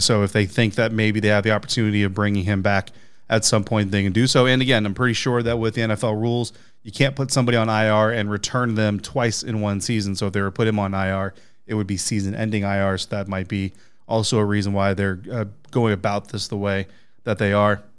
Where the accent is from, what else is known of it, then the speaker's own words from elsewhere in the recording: Colorado, United States; moved away; My, my home state